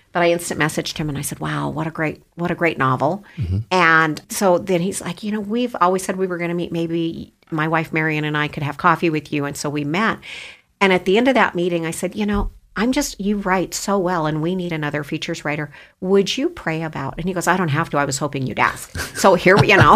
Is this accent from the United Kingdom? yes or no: no; Idaho, United States; also born or lived in Ada County, Idaho / Canyon County, Idaho; I've been here since I was two years old